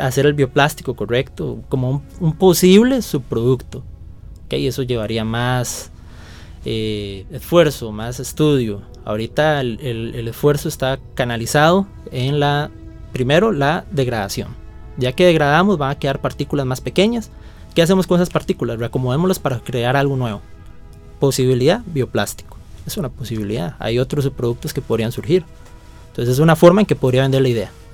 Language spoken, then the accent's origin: Spanish; León XIII, San José, Costa Rica; provengo de la León 13, un barrio